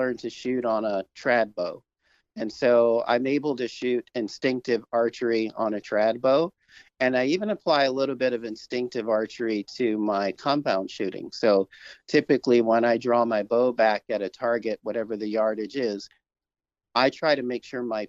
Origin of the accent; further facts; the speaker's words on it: New York City, New York, United States; I grew up in Brooklyn, New York